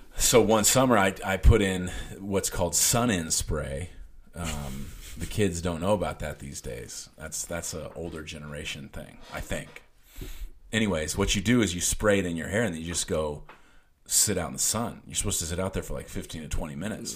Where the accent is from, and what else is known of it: Junction City, United States; born or raised there